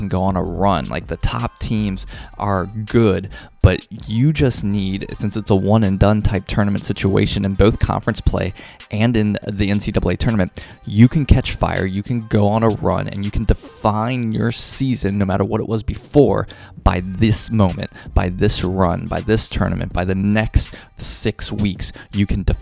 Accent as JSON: {"language": "English", "region": "Kentucky", "country": "United States", "tie": "born or raised there", "said": "I grew up in the Midwest in Kentucky, big UK fan"}